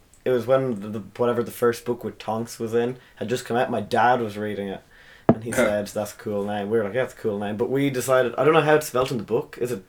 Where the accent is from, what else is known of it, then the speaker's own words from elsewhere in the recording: Waterford, Munster, Ireland; I'm from Waterford. It's in Waterford. Yeah, no, we're in the city though, so it's not that rural or anything.